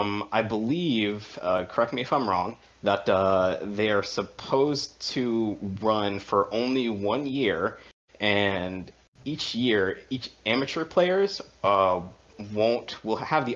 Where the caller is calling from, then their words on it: Washington, District of Columbia, United States; From Washington, D.C.